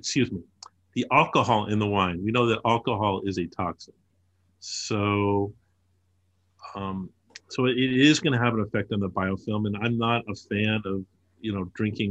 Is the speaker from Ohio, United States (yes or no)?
no; Los Angeles, California, United States; I grew up as a child in Los Angeles.